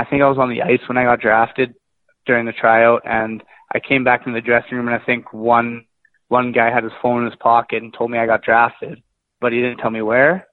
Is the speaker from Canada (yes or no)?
yes; Winnipeg, Manitoba, Canada; now in Portland, United States; I'm from Winnipeg, Manitoba, just kind of in the center of Canada